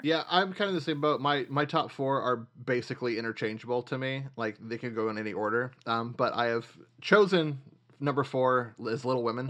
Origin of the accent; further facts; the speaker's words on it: Nashville, Tennessee, United States; moved away; I grew up in Nashville.